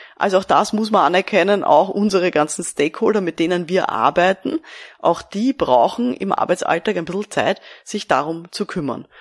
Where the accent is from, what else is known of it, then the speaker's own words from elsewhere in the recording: Austria; Bei uns in Österreich